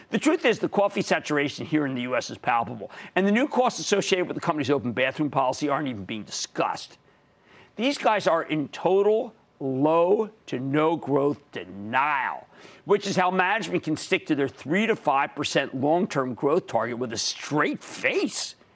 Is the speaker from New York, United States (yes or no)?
no; New Jersey, United States; How about Stefano in my home state of New Jersey?